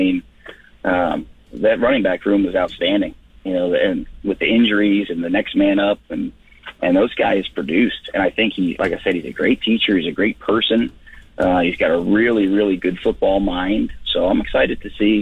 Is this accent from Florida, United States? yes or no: yes; Florida, United States; moved away as an adult; now in Saskatchewan, Canada; growing up in Florida